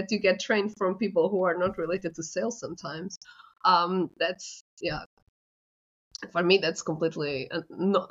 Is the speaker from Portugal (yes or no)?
yes; Portugal; I'm from Portugal